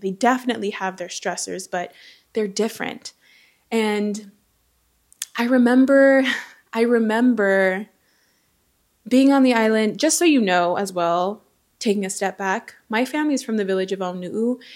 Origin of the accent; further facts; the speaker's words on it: Southern California, United States; also born or lived in American Samoa; He and I grew up in Southern California together, same household, same family